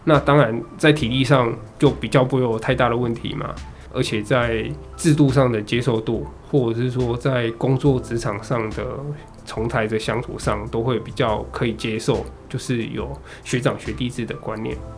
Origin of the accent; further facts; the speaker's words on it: Taichung, Taiwan; also born or lived in Zhushan; 我在竹山，那我是台中人